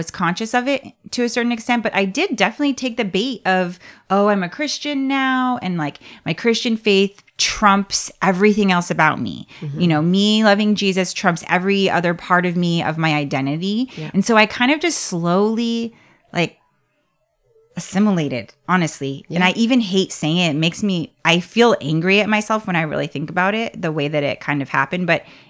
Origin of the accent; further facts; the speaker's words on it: Nigeria; As my Nigerian belly can handle it.